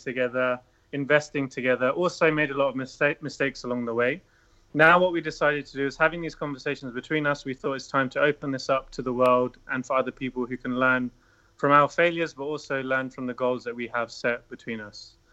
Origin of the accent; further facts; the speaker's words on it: United Kingdom; moved away as an adult; also born or lived in Switzerland / Tokyo, Japan; I was originally born in the UK. And when I was at university, I was living in London, studying in London